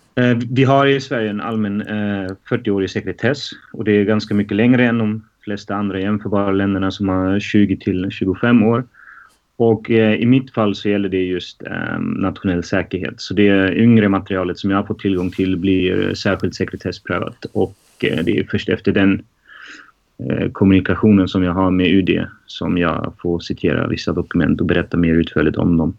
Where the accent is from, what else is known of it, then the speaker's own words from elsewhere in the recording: Germany; now in Stockholm, Sweden; jag är född och uppvuxen i Tyskland